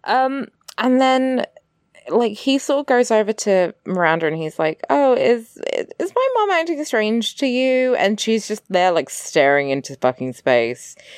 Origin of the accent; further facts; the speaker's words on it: England, United Kingdom; I'm English